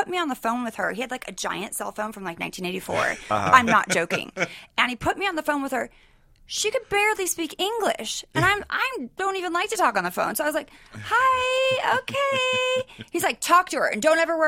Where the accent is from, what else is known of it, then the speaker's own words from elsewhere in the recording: Sacramento, California, United States; moved away; also born or lived in San Francisco; I grew up in Sacramento, but I lived in San Francisco for a long time